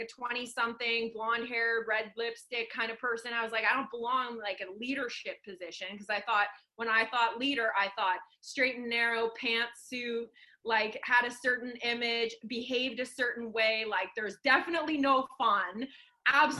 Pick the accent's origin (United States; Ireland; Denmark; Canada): Canada; Sudbury, Ontario; now in Vancouver, Canada; we're both from Sudbury. That's my hometown where I grew up